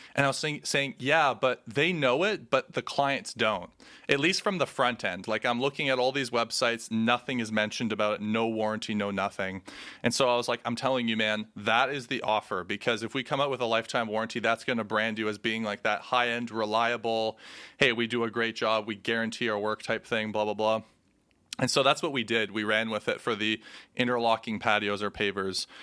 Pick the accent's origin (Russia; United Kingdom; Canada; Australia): Canada; we're Canadian